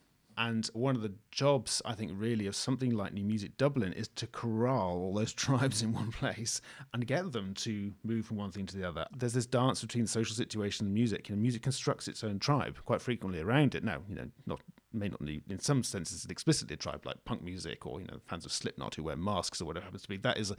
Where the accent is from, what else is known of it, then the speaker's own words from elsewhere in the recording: Scotland, United Kingdom; Because, of course, I come from Scotland, right? So, you know, there's things like snowplows and people don't really care too much about the snow.